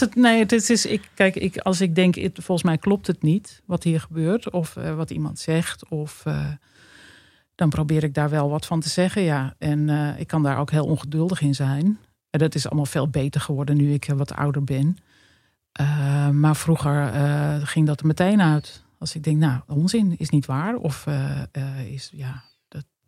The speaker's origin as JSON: {"language": "Dutch", "town": "Hoorn", "region": "North Holland", "country": "Netherlands", "tie": "born or raised there", "said": "Ja, ik ben in Horen geboren. Dat is uh, eh, 40 kilometer ten noorden van Amsterdam. Dat ligt in West-Friesland. En ik heb daar op school gezeten. heb daar een hele gelukkige jeugd doorgebracht."}